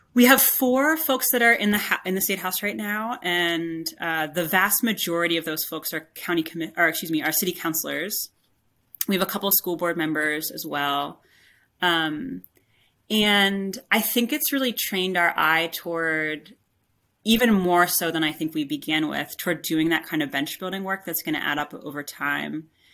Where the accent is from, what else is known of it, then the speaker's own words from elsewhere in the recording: Pittsburgh, Pennsylvania, United States; moved away as an adult; now in West Virginia, United States; I grew up in the Pittsburgh area